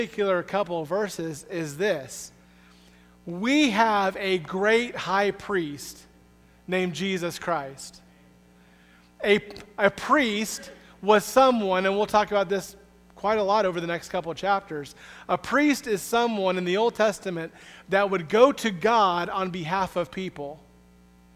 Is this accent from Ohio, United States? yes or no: no; the Southeast in Florida, United States; moved away; also born or lived in Springfield, Missouri; I'm from the Southeast in Florida